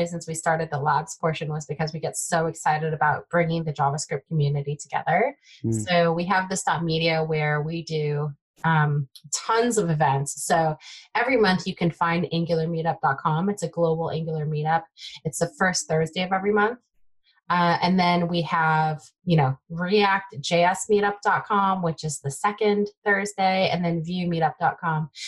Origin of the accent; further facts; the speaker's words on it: Bay Area, Silicon Valley, California, United States; first language Taiwanese Hokkien; English is a second language; I grew up in the Bay Area, Silicon Valley